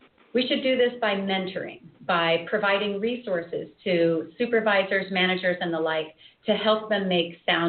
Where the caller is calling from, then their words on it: Anchorage, Alaska, United States; As Robin said … I'm joining you from Anchorage, Alaska this morning.